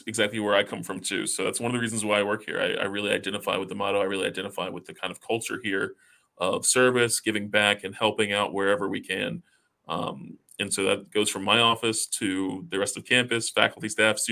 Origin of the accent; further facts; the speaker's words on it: Columbia, South Carolina, United States; moved away as an adult; also born or lived in Roanoke, Virginia; I grew up in Columbia, South Carolina